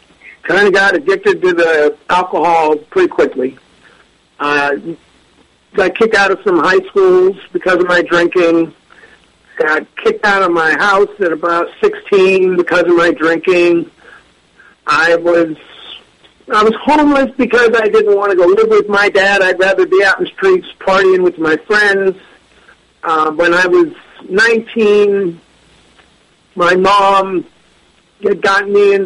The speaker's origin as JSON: {"language": "English", "region": "Northern California", "country": "United States", "said": "I'm from Northern California"}